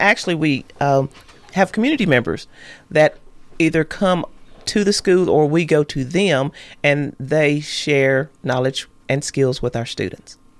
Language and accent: English; Hampshire, Tennessee, United States; I grew up in Hampshire.